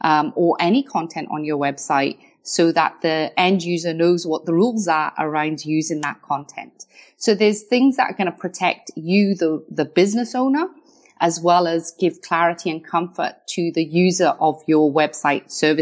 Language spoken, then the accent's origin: English; Wales, United Kingdom; accent: Scottish; but I'm from Wales originally by a bit of Scottish accent because I studied my law degree in Scotland.